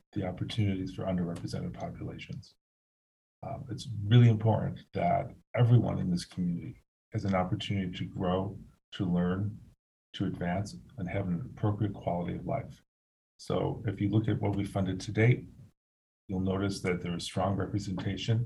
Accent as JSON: {"language": "English", "town": "Buffalo", "region": "New York", "country": "United States", "said": "So we are from Buffalo, and we are for Buffalo."}